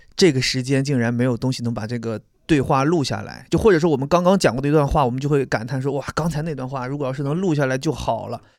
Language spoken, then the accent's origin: Chinese; Beijing, China; 咱就是北京人